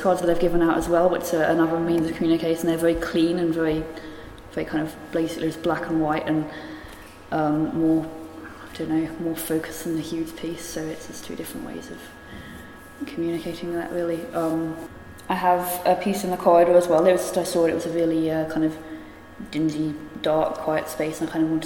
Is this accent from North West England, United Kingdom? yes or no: no; Belfast, Northern Ireland, United Kingdom; moved away; I'm from Belfast